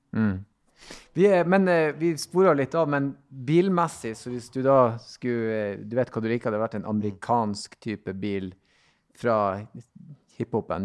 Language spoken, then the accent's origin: Norwegian; Northern Norway, Norway; bruker jo reise til Syden, som vi sier nordpå